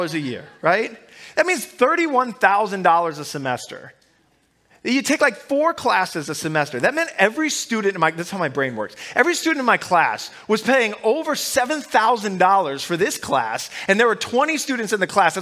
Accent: Omaha, Nebraska, United States; I grew up in Omaha, Nebraska

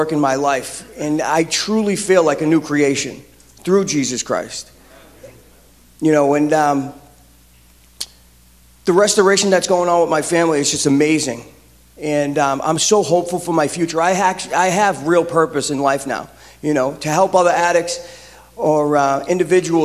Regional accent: Boston, Massachusetts, United States; also born or lived in Saugus, Massachusetts; I'm originally from East Boston. I went to high school in Saugusto.

